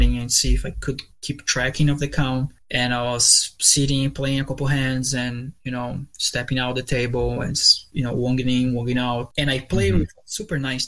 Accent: Brazil; English is a second language; moved away as an adult; now in United States

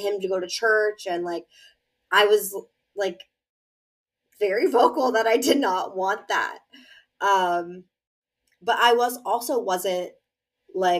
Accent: Pennsylvania, United States; moved away as an adult; also born or lived in Massachusetts; I'm from Pennsylvania.

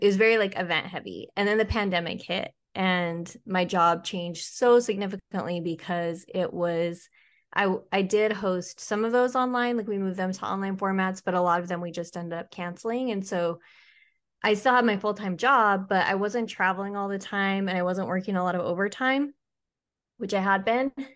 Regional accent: Utah, United States; moved away; also born or lived in Georgia / Charleston; I flew home to Utah

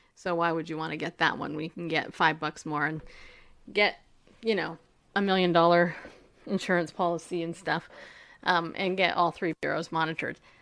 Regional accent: New York, United States; I was born in New York

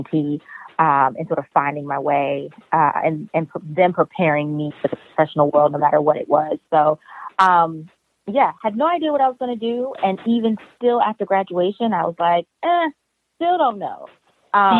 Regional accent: New York City, New York, United States; I'm from Harlem in Brooklyn

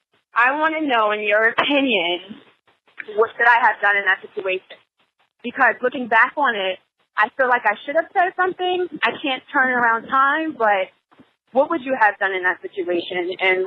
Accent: New York, United States; also born or lived in New Jersey; I'm a New Yorker from New York and Jersey. So I've lived on the East Coast the majority of my life.

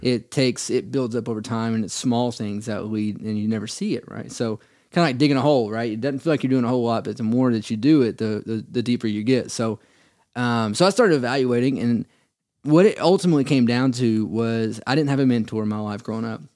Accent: Cleveland, Tennessee, United States; I'm originally from Cleveland area. Uh, born and raised there, went to Lee

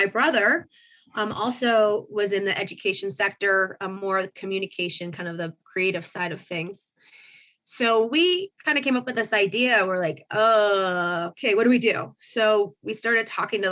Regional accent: Marion, Indiana, United States; moved away as an adult; also born or lived in Colorado; I grew up in a kind of a little factory town called Marion, about northeast of Indy, about an hour

